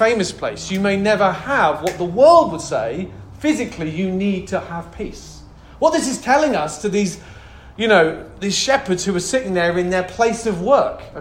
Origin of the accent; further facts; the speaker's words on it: United Kingdom; moved away; I'm obviously British